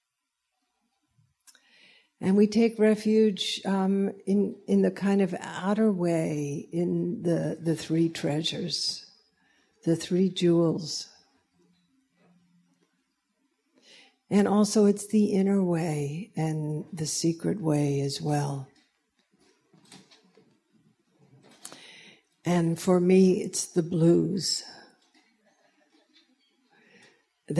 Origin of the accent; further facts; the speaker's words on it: the South, United States; moved away; I was raised in the South